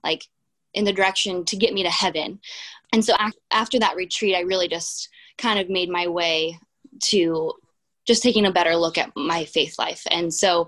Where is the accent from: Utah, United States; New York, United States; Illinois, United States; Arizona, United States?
Illinois, United States; Philo; also born or lived in Bloomington-Normal, Illinois; I was born and raised in Central Illinois, in a small farm area called Philo, Illinois.